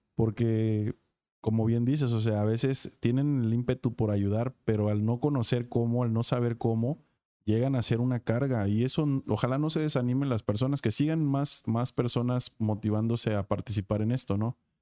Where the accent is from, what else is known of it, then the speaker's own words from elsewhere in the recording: Acapulco, Guerrero, Mexico; soy de Acapulco